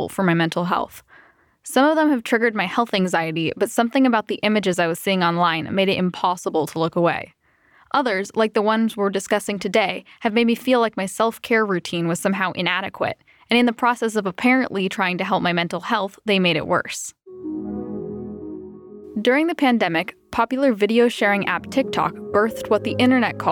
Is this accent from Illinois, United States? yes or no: no; Berkeley, California, United States; I'm from Berkeley, California, and I'm a student at Oakland School for the Arts